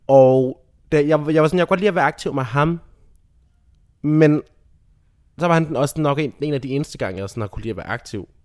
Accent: Rødby, Zealand, Denmark; moved away; boede i Rødby, nede på Lolland

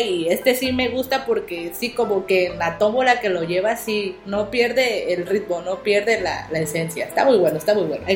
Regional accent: southeast Mexico, Mexico; Pues yo no soy del centro de la República, yo soy de, acá del sureste.

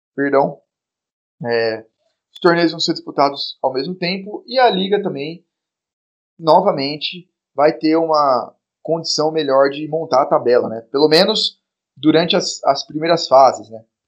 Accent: Bauru, São Paulo, Brazil; moved away as an adult; now in São Paulo, Brazil; eu morei minha vida inteira em Bauru

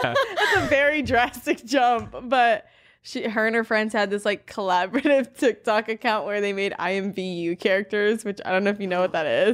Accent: Miami, Florida, United States; I'm from Miami

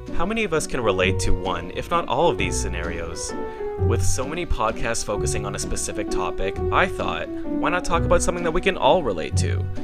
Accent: Montreal, Quebec, Canada; moved away as an adult; now in Toronto, Canada; I am born and raised in Montreal

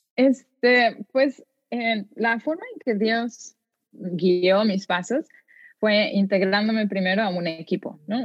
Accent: Mexico; moved away as an adult; mis tradiciones mexicanas

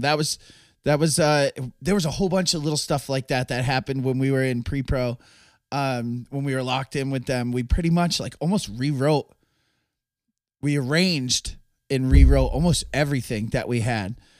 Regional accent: Massachusetts, United States; we're from Massachusetts

